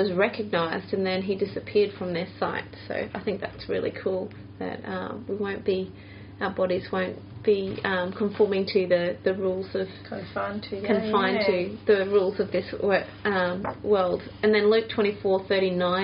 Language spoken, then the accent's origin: English; Australia; I still did things the Aussie way, and I still felt like an Aussie